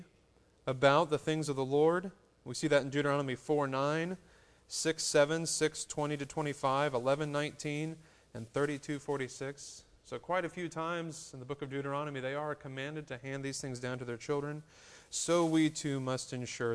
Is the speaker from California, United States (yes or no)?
no; North Carolina, United States